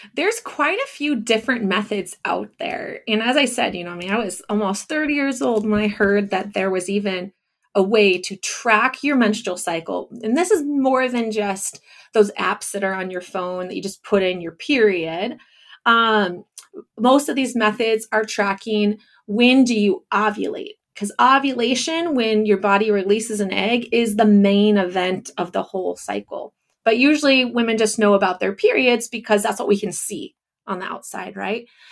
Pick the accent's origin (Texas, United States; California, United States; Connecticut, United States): California, United States; Northern; moved away as an adult; also born or lived in Japan; now in Orange City, United States; I grew up in Northern California.